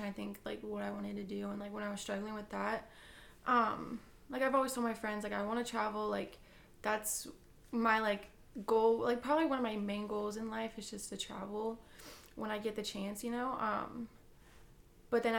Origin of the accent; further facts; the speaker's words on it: Illinois, United States; we're from Illinois